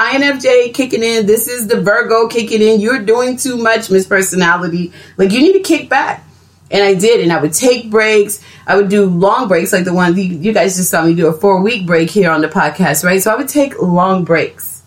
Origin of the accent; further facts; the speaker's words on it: Texas, United States; accent: Texas slang; I'm from Texas